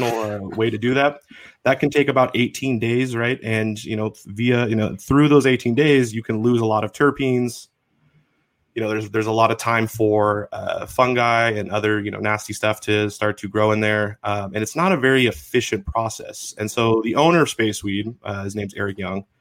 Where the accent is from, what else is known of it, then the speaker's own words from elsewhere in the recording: Washington, United States; I am from Washington State